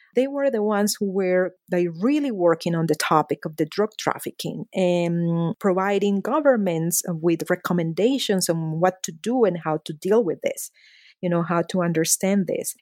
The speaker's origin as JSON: {"language": "English", "town": "Medellín", "region": "Antioquia", "country": "Colombia", "tie": "born or raised there", "moved": "yes", "said": "I was born and raised at a very dramatic moment in the history of my hometown, Medellin, Colombia"}